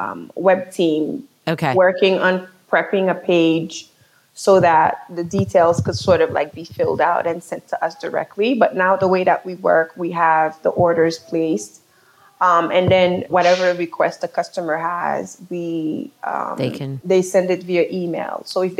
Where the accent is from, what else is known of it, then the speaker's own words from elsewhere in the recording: New York City, New York, United States; also born or lived in Haiti; being born in Haiti and growing up in New York City.